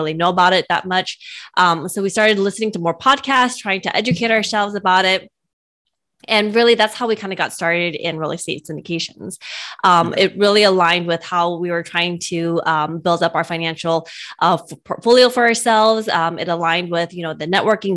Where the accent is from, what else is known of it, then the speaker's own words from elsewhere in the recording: California, United States; We're from California